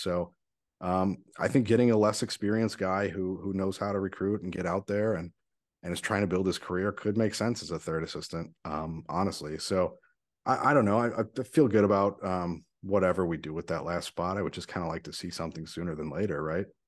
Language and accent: English; St. Louis, Missouri, United States; my hometown